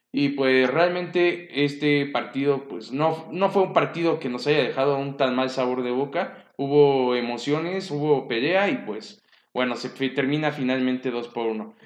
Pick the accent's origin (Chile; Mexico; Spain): Mexico; como mexicano